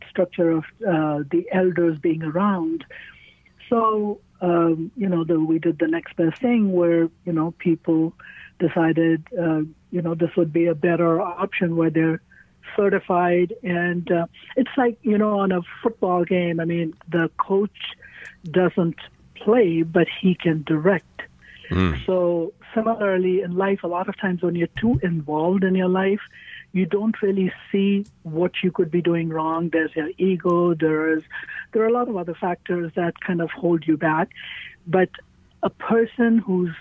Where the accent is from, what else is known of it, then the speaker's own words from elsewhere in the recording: India; moved away as an adult; also born or lived in California, United States; now in St. Louis, United States; I grew up in India, and I was a teacher back in India. But when I came to the United States after I got married